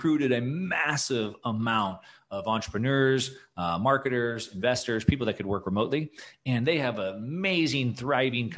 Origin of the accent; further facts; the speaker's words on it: United States; also born or lived in California / Texas; As an American